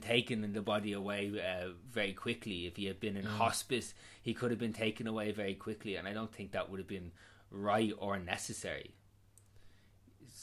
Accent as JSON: {"language": "English", "country": "Ireland", "said": "I do feel lucky being Irish"}